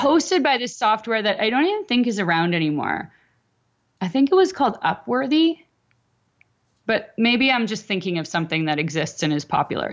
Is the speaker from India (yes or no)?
no; Canada; I'm Canadian.